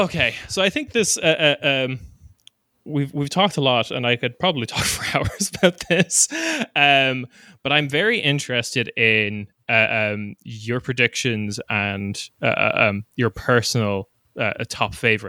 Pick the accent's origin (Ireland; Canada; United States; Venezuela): Ireland; as an Irish person